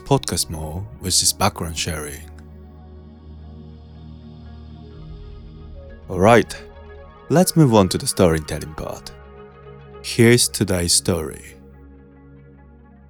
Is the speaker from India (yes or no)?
no; Japan; I was born and raised in Japan